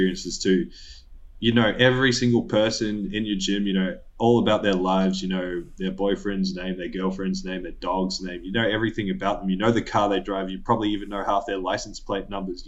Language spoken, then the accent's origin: English; Woodridge, Queensland, Australia; moved away; I'm from Woodridge